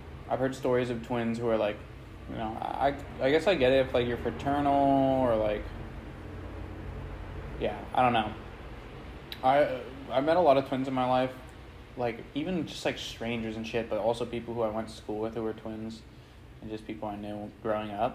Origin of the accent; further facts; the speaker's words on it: San Francisco Bay Area, California, United States; moved away as an adult; also born or lived in San Luis Obispo / Chico / Santa Barbara / Austria; now in Los Angeles, United States; I am from the San Francisco Bay Area, born and raised